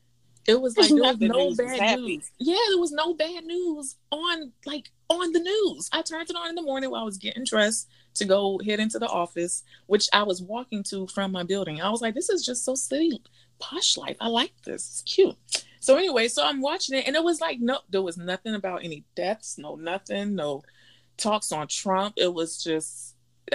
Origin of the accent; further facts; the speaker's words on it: Miami, Florida, United States; moved away; being born and raised in Miami